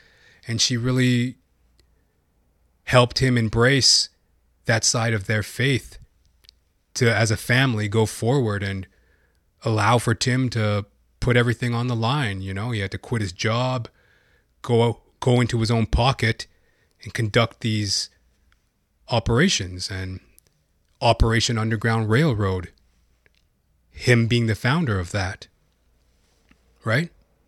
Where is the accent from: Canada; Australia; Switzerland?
Canada; Matter of fact, I'm a Canadian. I'm a Canuck, eh?